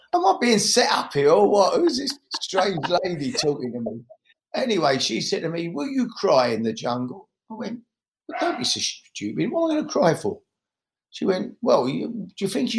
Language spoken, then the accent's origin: English; London, United Kingdom; I grew up in the East End of London